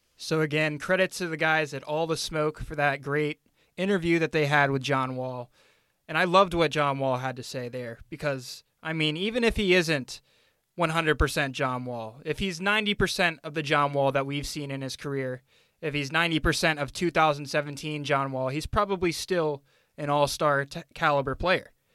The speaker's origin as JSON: {"language": "English", "region": "Northern Virginia", "country": "United States", "tie": "born or raised there", "said": "growing up in Northern Virginia"}